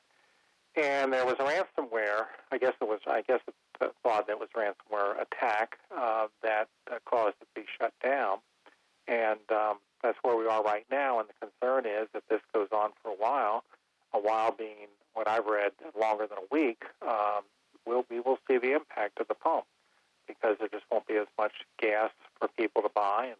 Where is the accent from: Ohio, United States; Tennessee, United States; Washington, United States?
Ohio, United States; Cincinnati; now in North Carolina, United States; I'm from the Midwest, Ohio, we had White Castles all over the Cincinnati area